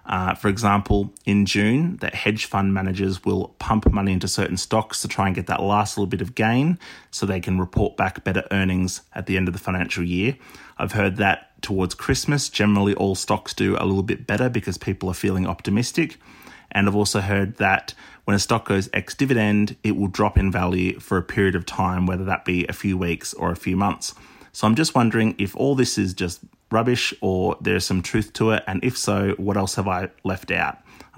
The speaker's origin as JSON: {"language": "English", "town": "Canberra", "region": "Australian Capital Territory", "country": "Australia", "said": "I'm 31 from Canberra and I love the show."}